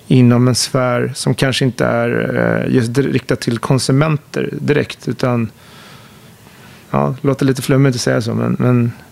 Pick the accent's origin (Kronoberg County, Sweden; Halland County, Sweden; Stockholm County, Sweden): Stockholm County, Sweden; Högdalen; tillbaka till min uppväxt där i Högdalen som är en förort som bland annat ritades